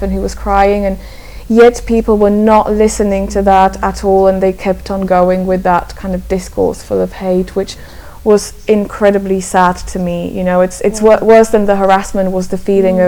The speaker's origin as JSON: {"language": "English", "country": "Slovakia", "said": "I'm originally from Slovakia, and I, I mostly write in English"}